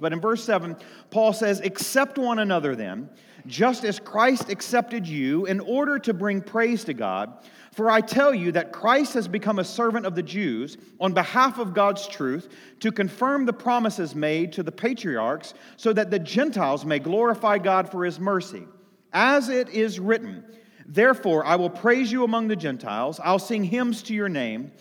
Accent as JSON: {"language": "English", "country": "United States", "said": "I live as an American in the United States of America"}